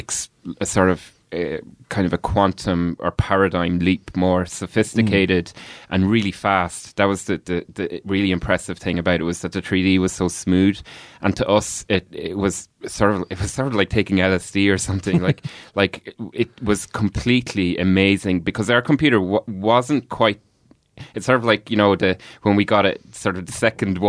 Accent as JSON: {"language": "English", "town": "Kells", "region": "Leinster", "country": "Ireland", "tie": "born or raised there", "said": "we grew up in Kells"}